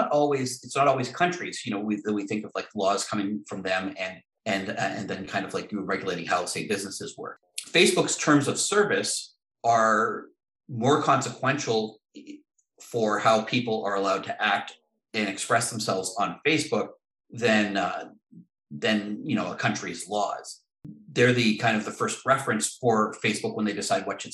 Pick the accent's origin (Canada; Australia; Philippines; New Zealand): Canada; As a Canadian